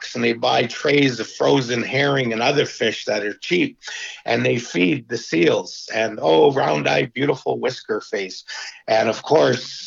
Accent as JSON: {"language": "English", "area": "Vancouver Island", "region": "British Columbia", "country": "Canada", "said": "I'm a registered Indian from Vancouver Island, British Columbia, Canada"}